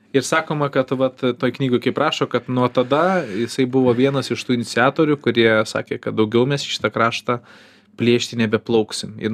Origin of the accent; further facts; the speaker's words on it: Kaunas, Kaunas County, Lithuania; kai augau Kaune centre